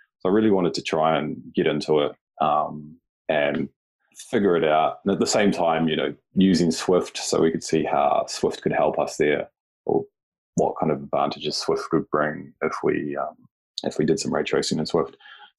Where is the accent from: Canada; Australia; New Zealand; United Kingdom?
New Zealand; now in Japan; Yeah, so I currently live and work in Japan. I'm from New Zealand